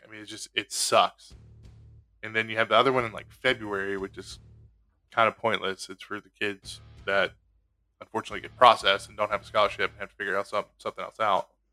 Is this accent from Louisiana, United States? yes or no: yes; Louisiana, United States; I'm from Louisiana